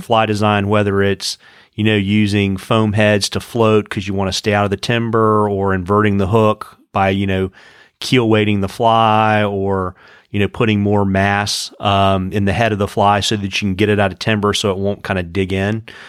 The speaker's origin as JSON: {"language": "English", "region": "Central Virginia", "country": "United States", "tie": "born or raised there", "said": "I grew up in Central Virginia"}